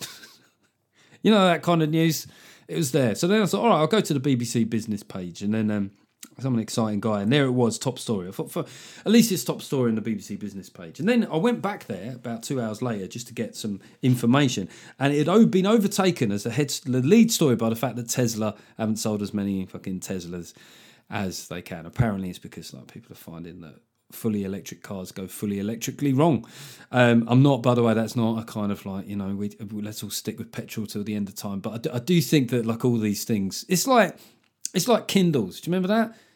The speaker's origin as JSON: {"language": "English", "region": "London", "country": "United Kingdom", "tie": "born or raised there", "said": "we grew up in London in the eighties"}